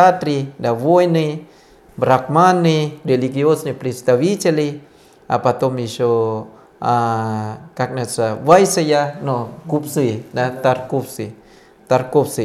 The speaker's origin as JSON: {"language": "Russian", "country": "Thailand", "tie": "born or raised there", "second_language": "Russian", "moved": "yes", "lives_now": "Russia", "said": "я родился в Таиланде"}